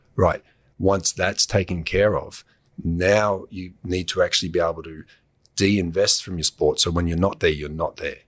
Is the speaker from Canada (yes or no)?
no; Australia; being an Australian